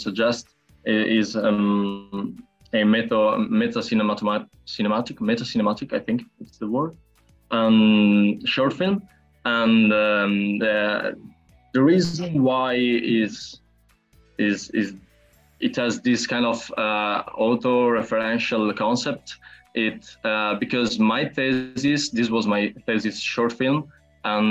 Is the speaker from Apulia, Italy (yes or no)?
no; Bologna, Emilia-Romagna, Italy; I'm from Italy and I'm a 20 years old filmmaker. It's around a year since I graduated at Fine Arts Academy of Bologna, which is my city